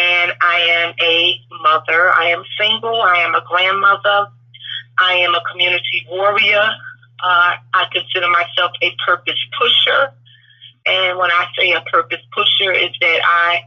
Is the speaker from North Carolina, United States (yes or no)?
yes; North Carolina, United States; also born or lived in Brooklyn, New York / New Jersey; I am originally from Brooklyn, New York, and I relocated as a child to North Carolina